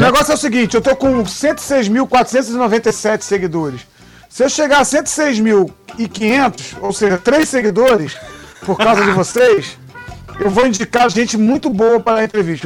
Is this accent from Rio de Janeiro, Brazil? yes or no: yes; Niterói, Rio de Janeiro, Brazil; lá na Boa Viagem, um bairro que eu, que eu cresci ali em Niterói